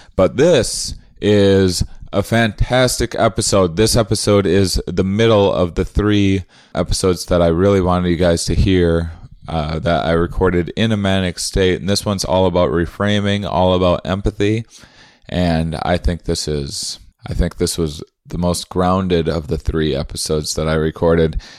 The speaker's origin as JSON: {"language": "English", "region": "Wisconsin", "country": "United States", "moved": "yes", "said": "I'm from, uh, Wisconsin originally"}